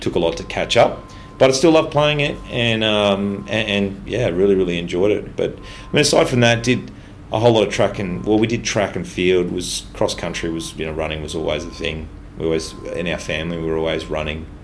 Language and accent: English; Ipswich, Queensland, Australia; I grew up mostly in Ipswich